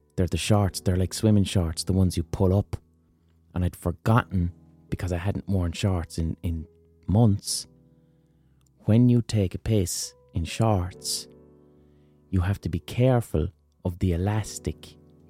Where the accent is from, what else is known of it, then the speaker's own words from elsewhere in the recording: Ireland; as an Irish person